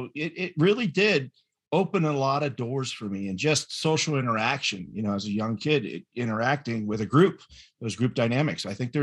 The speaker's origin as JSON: {"language": "English", "town": "Fort Collins", "region": "Colorado", "country": "United States", "tie": "born or raised there", "said": "And I grew up in Fort Collins."}